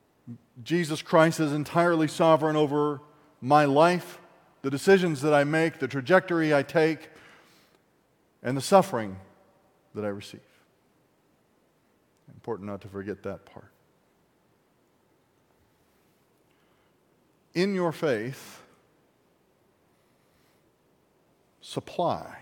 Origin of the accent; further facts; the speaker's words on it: Appalachia, United States; I'm an Appalachian American of German, French, and redneck